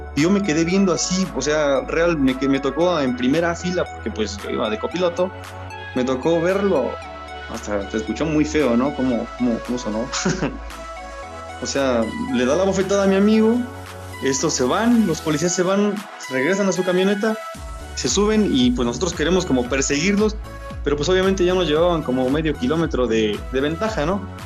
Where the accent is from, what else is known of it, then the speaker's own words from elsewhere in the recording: Polotitlán, State of Mexico, Mexico; todo sucede acá en mi pueblo, en un pueblito donde yo vivo, que se llama Polotitlán